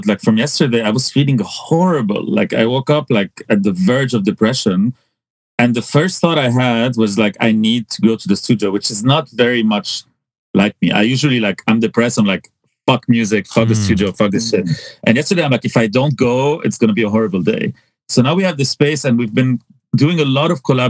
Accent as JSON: {"language": "English", "town": "Hazmiyeh", "region": "Mount Lebanon", "country": "Lebanon", "tie": "born or raised there", "moved": "as an adult", "said": "I was so isolated from Beirut in some ways because I lived in Hazmiye"}